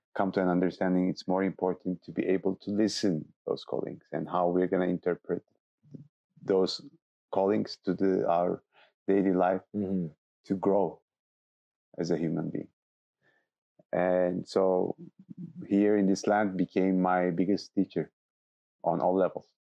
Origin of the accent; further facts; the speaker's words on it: Istanbul, Turkey; moved away as an adult; also born or lived in south of Turkey; now in Alto Paraíso de Goiás, Brazil; I'm, I'm from Istanbul and I grew up in Istanbul